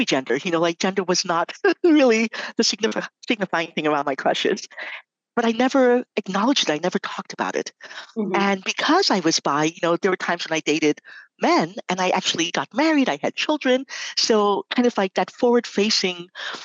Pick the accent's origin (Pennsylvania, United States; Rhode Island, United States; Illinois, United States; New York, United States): New York, United States; New York City; I grew up in New York City